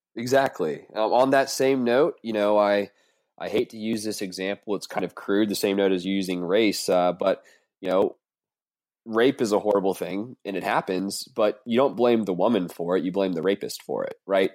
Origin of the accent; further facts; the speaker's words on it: the South, United States; I'm from the South